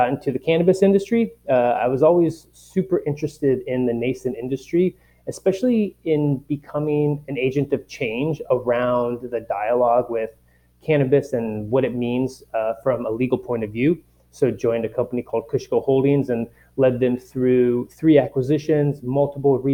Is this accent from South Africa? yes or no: no; Anchorage, Alaska, United States; moved away as an adult; also born or lived in Utah / San Francisco / San Diego; I grew up in Anchorage, Alaska, played competitive ice hockey my whole life, which led me to university in Utah